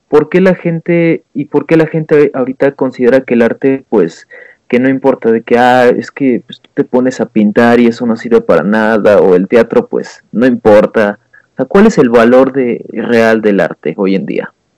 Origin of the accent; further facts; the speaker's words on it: Mexico; como buen mexicano que soy